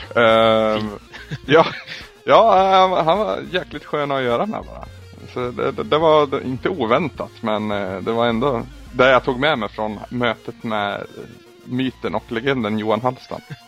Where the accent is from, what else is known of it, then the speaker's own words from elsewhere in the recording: Sweden; vi är ju svenskar